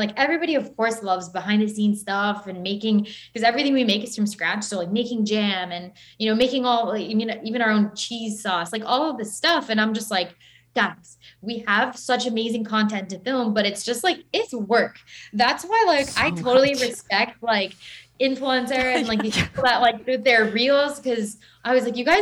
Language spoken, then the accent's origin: English; Broward County, Florida, United States; now in Miami, United States; So I actually grew up in Broward